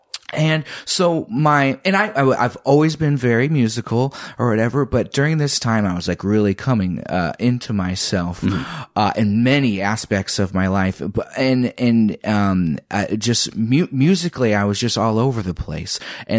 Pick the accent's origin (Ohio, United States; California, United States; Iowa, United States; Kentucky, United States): Iowa, United States; Lisbon; Growing up in Iowa, I'm mixed race. I'm black and white.